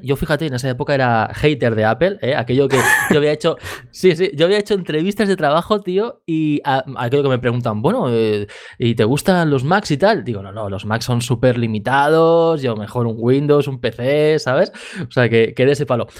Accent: Badalona, Catalonia, Spain; yo aquí de Badalona

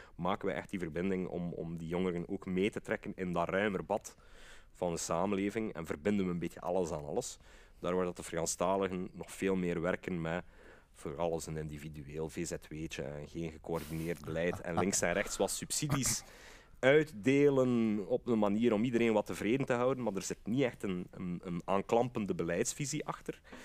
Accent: Brussels, Brussels-Capital Region, Belgium; als Brusselaar

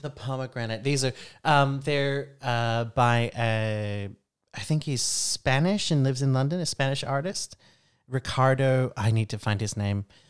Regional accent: Brisbane, Queensland, Australia; moved away as an adult; now in Iceland; I grew up in Australia

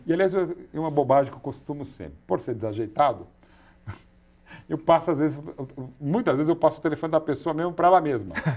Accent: São Paulo, Brazil; na Avenida da Nazaré, onde eu nasci, a casa onde eu nasci no Ipiranga

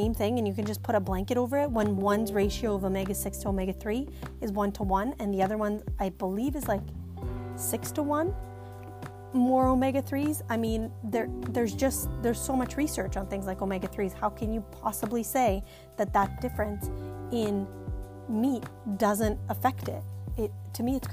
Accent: Bosnia & Herzegovina; moved away; me growing up in Bosnia

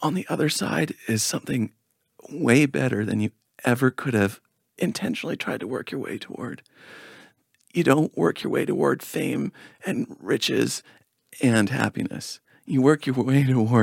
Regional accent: Victoria, British Columbia, Canada; now in Sedona, United States; my hometown of Victoria, BC, which is very folk oriented

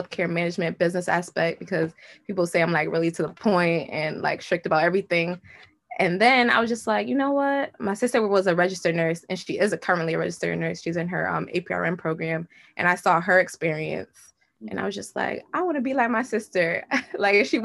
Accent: Bloomfield, Connecticut, United States; I grew up in Bloomfield, Connecticut, went to all public schools, Bloomfield High

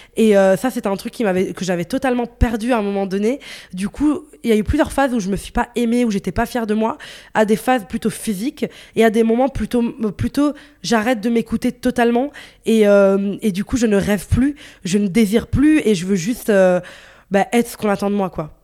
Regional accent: northern Italy, Italy; also born or lived in Morocco (ancestry); now in Brussels, Belgium; j'ai grandi en Italie, j'ai vécu, enfin, je suis née en Italie, euh, dans, dans, le nord de l'Italie

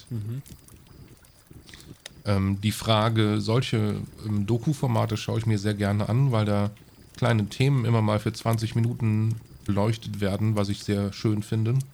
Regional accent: Aachen, North Rhine-Westphalia, Germany; ich als Aachener, ne, also Heinsberg ist direkt über Aachen.

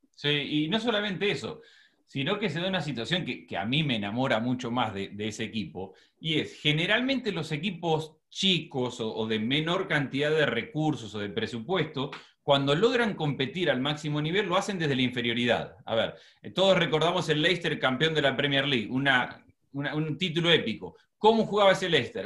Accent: Argentina; moved away as an adult; also born or lived in Buenos Aires; now in United States; Como argentina

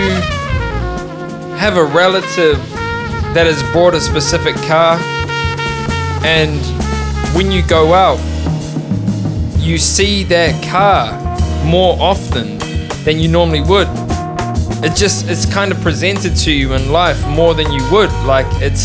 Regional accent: Melbourne, Victoria, Australia; my hometown right now, Melbourne

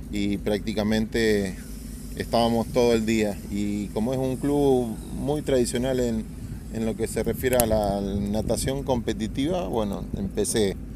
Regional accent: Santa Fe, Argentina; Bueno, yo soy de Santa Fe, ciudad.

